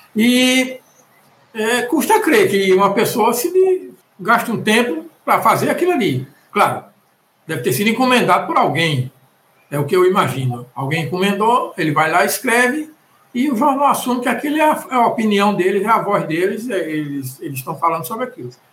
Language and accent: Portuguese; Pernambuco, Brazil; eu sou aqui de Pernambuco